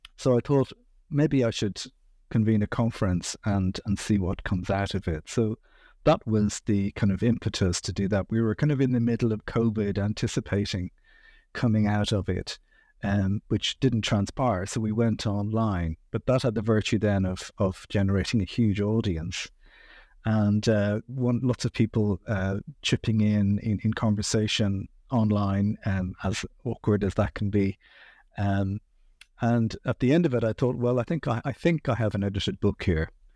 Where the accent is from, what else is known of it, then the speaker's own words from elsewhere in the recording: Dublin, Leinster, Ireland; I grew up in Dublin. I've lived here most of my life